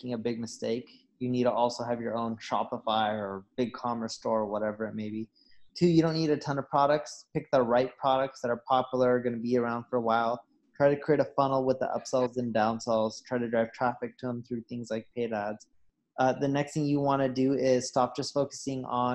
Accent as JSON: {"language": "English", "region": "Southern California", "country": "United States", "tie": "born or raised there", "also_born_or_lived": "Seattle", "said": "I grew up in Southern California."}